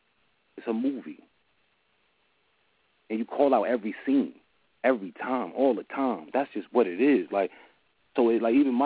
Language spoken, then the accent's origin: English; New Jersey, United States; I'm from Jersey